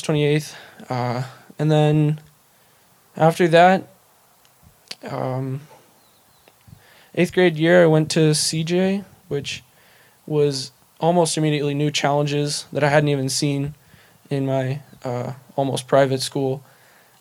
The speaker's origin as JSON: {"language": "English", "town": "Bozeman", "region": "Montana", "country": "United States", "tie": "born or raised there", "also_born_or_lived": "Seattle, Washington / Belgrade, Montana", "said": "I was born in Seattle, only stayed for a year-ish. We moved to Belgrade, which I don't really remember that much. So then we moved to Bozeman in, I think, 2004 or 5"}